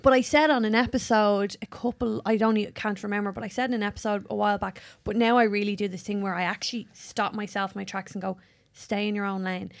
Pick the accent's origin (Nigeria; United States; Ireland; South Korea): Ireland; accent: Irish; my Irish voice